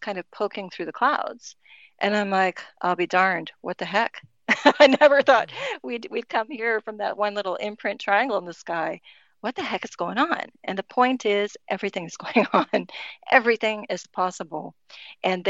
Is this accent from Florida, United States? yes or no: yes; Miami, Florida, United States; we grew up with here in Miami